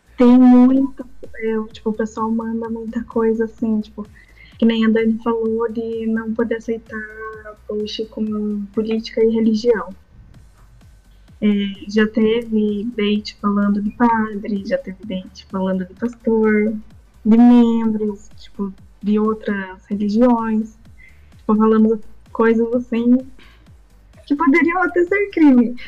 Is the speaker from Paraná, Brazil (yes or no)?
yes; Curitiba, Paraná, Brazil; eu sou de Curitiba